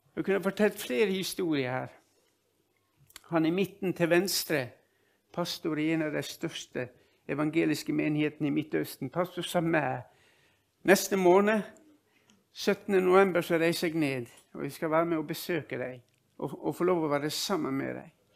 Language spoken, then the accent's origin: Norwegian; Ålesund, Møre og Romsdal, Norway; moved away; also born or lived in Nordland; Jeg er født og oppvokst i, i, Ålesund